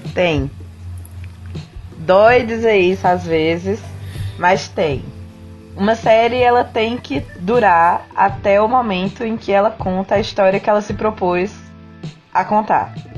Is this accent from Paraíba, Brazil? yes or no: yes; Campina Grande, Paraíba, Brazil; now in Curitiba, Brazil; eu sou de Campina Grande, moro em Curitiba hoje em dia.